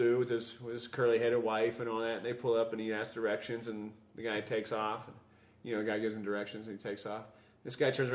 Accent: Midwest, United States; also born or lived in the South (US); I grew up in the Midwest and the South

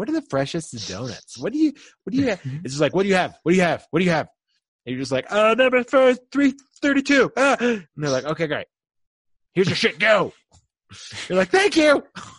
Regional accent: United States; We are so American. Which is me.

